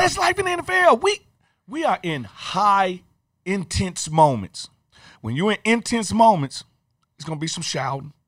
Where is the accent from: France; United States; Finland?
United States; Jackson, Mississippi; I'm from Jackson, Mississippi. My high school is within walking distance of Jackson State.